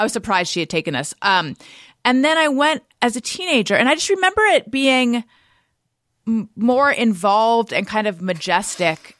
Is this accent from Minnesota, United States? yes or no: no; Orange County, California, United States; I grew up in Orange County